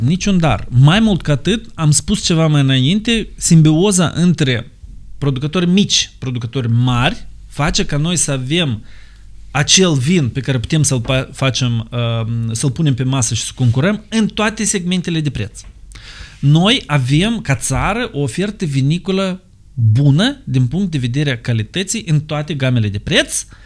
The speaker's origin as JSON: {"language": "Romanian", "country": "Moldova"}